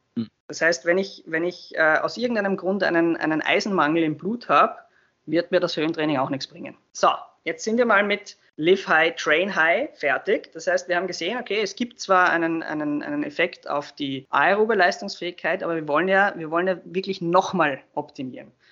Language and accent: German; Austria; wir in Österreich